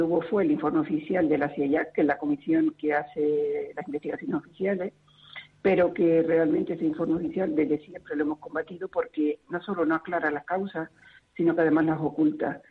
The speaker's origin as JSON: {"language": "Spanish", "country": "Spain", "said": "como ciudadana eh, de este país"}